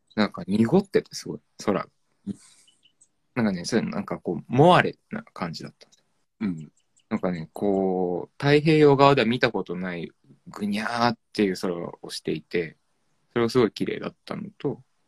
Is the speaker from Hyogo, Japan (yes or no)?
no; Ome, Tokyo, Japan; born or raised there